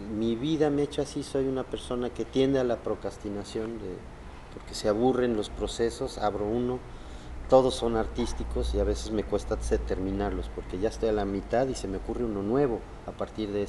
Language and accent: Spanish; Xalapa, Veracruz, Mexico; born there; nací en Jalapa, Veracruz, y parte de lo que me ha pasado como nativo mexicano es que mi familia me movió por varios lugares de México